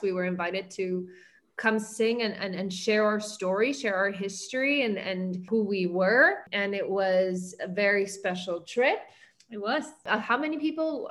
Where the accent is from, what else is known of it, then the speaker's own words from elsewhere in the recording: Argentina; moved away as an adult; also born or lived in New York, United States; now in Miami, United States; growing up in Argentina, I was very fond of adoration during my teenage years